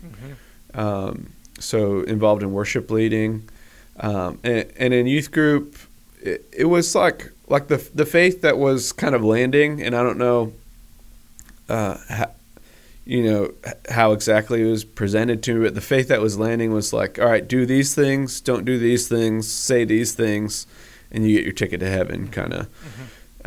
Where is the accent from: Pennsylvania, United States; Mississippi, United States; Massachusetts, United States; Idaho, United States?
Massachusetts, United States; Northampton; also born or lived in Washington State / Boone, North Carolina; now in Huntersville, United States; I grew up in Western Massachusetts, um, in a small college town um, on the Connecticut River called Northampton